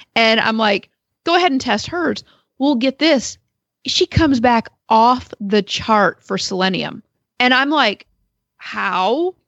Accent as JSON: {"language": "English", "region": "Maine", "country": "United States", "tie": "born or raised there", "moved": "yes", "lives_now": "Perrysville, United States", "said": "I was growing up in Maine"}